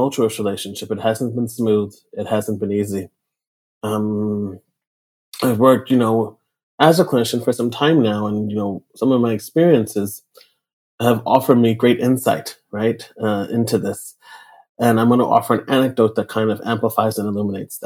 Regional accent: New York City, New York, United States; I grew up in New York. I still live here. I'm calling in today from Brooklyn, New York

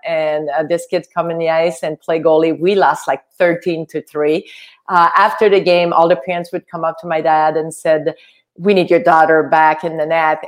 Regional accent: Quebec, Canada; English is a second language; moved away as an adult; also born or lived in United States; I was from Quebec. Uh, we only had French TV

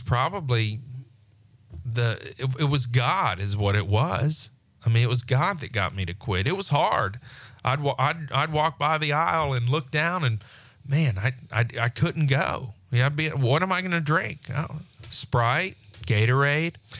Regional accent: Pensacola, Florida, United States; also born or lived in Destin; born and raised in Pensacola

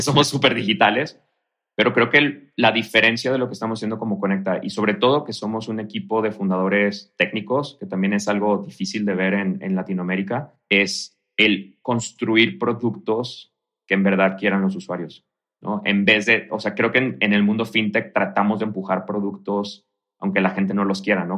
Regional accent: Mexico; moved away as an adult; also born or lived in Canada; now in Mexico City, Mexico; como emprendedor y como mexicano

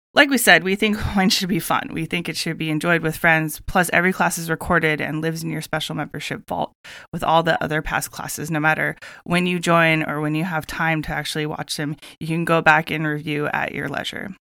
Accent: Santa Barbara, California, United States; Growing up in Santa Barbara

